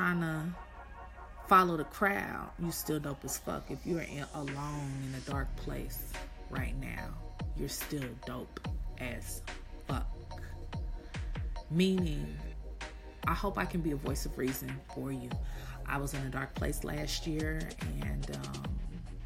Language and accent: English; Kansas City, Missouri, United States; moved away as an adult; also born or lived in Atlanta, Georgia / Houston, Texas; I'm from Kansas City, Missouri, born and raised